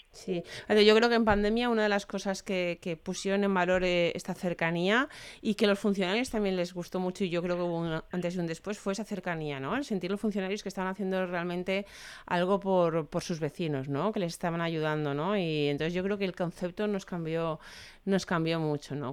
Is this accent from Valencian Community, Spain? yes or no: yes; Valencia, Valencian Community, Spain; yo soy de Valencia